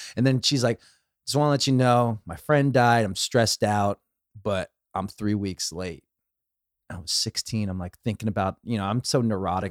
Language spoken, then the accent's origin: English; Los Angeles, California, United States; I grew up in the valley, I grew up in West Hills